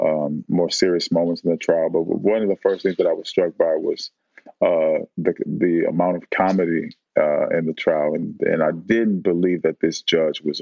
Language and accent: English; Oakland, California, United States; I lived in and grew up in West Oakland